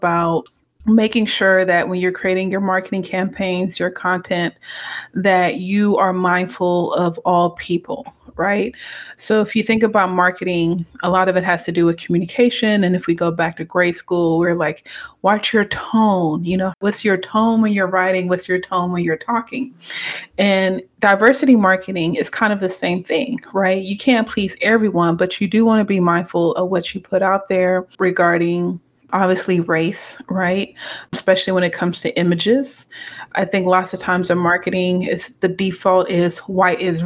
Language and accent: English; United States; also born or lived in Atlanta, Georgia / Lubbock, Texas / Houston, Texas / Cameroon (parents); So I was born in the States. So I'm Cameroon American. Grew up between Atlanta, Georgia, in Texas, Lubbock, Texas, Houston, Texas.